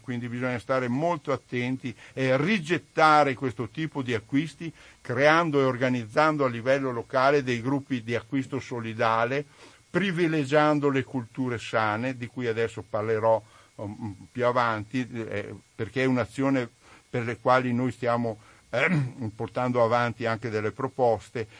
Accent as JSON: {"language": "Italian", "town": "Refrontolo", "region": "Veneto", "country": "Italy", "said": "Io sono di Refronto, lo sono nella zona, nel cuore del Prosecco"}